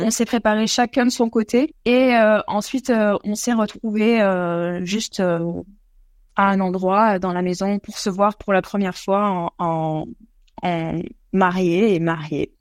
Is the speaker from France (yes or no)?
yes; Pyrenees, France; now in Australia; en France, on est des Pyrénées